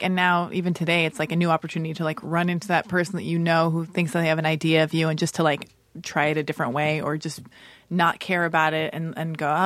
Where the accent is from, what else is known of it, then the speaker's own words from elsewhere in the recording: Los Angeles, California, United States; I was born and raised in Los Angeles